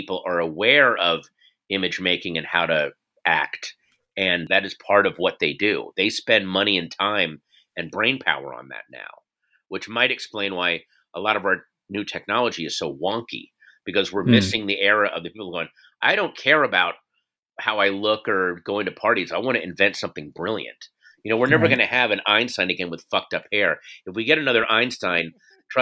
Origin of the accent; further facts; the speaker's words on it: Northern Virginia, United States; I grew up in Northern Virginia, and the Bull Run High School was near me.